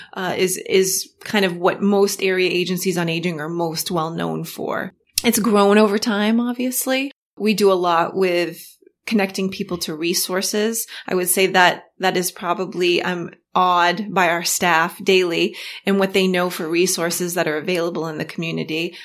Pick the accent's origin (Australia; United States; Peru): United States; Augusta, Maine; I'm from Augusta, Augusta, Maine